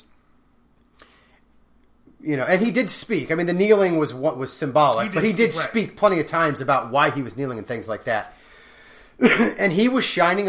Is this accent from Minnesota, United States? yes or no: no; Raytown, Missouri, United States; I'm from Raytown